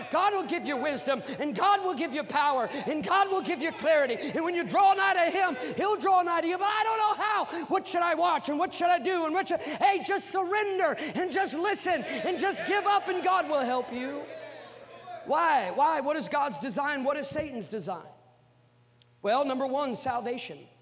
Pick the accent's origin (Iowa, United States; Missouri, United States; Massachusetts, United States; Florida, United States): Iowa, United States; moved away; I'm from Iowa